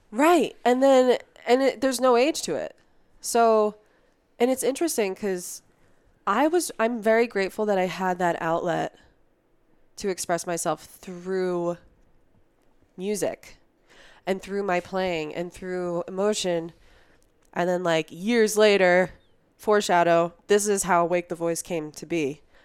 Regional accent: New Jersey, United States; moved away as an adult; also born or lived in Philadelphia; now in Colorado, United States; I grew up in New Jersey, you know, down the street from you

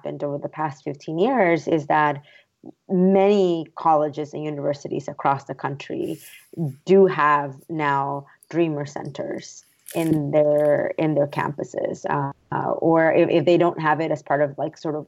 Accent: San Antonio, Texas, United States; also born or lived in Mexico; I had grown up in San Antonio, just an hour south of Austin

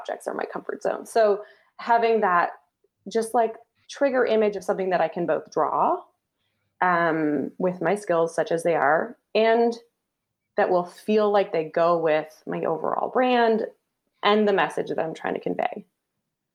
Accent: Canada; Canadian, I'm a Canadian

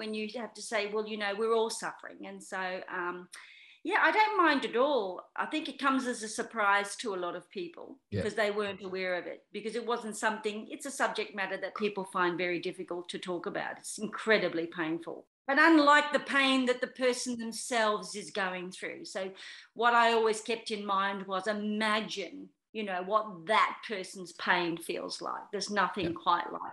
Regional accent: Australia; also born or lived in United Kingdom

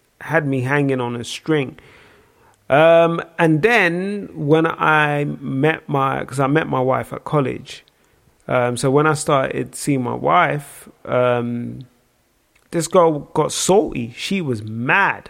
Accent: Nigeria; I am Nigerian.

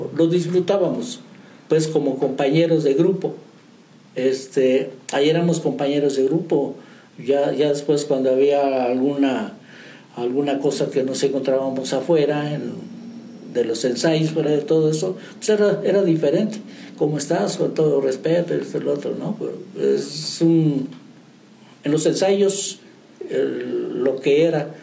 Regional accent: San Martín Chalchicuautla, San Luis Potosí, Mexico; moved away as an adult; now in San Juan del Río, Mexico; De San Martín, Chalchihuapla, San Luis Potosí, la Huasteca Potosina.

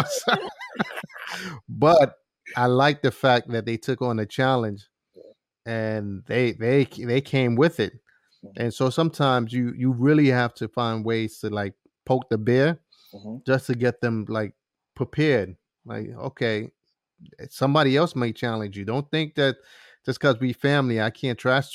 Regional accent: New York City, New York, United States; I was raised in East New York, Brooklyn

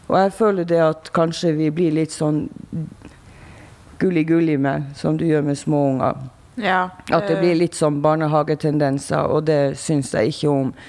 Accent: Tromsø, Troms, Norway; og jeg er fra Tromsø.

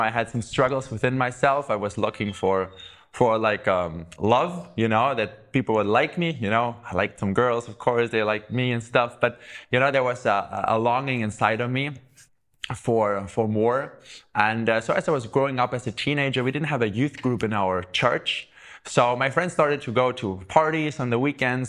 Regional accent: Southern Germany, Germany; I grew up in the South

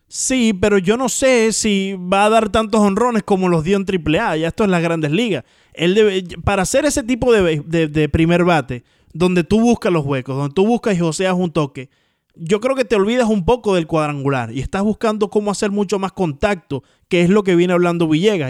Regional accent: Miami, Florida, United States; yo me crié aquí en el Trio 5

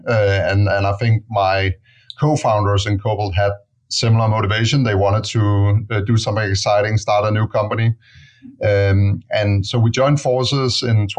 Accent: Denmark; moved away as an adult; now in San Francisco, United States; I'm originally from Denmark

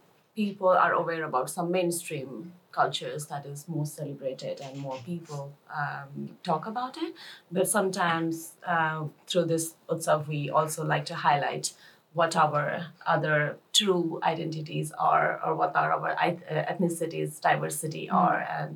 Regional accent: Nepal; moved away as an adult; now in Lund, Sweden; I'm from Nepal, and I'm doing my master's in development studies here

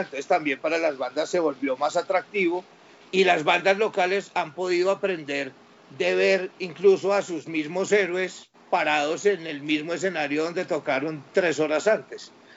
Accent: Pereira, Risaralda, Colombia; now in Bogotá, Colombia; Yo soy de Areje cafetero, yo soy de una ciudad que se llama Pereira.

